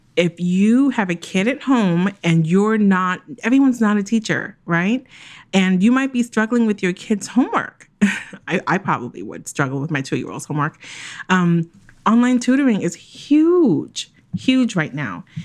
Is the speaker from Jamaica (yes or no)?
yes; Jamaica; I'm Jamaican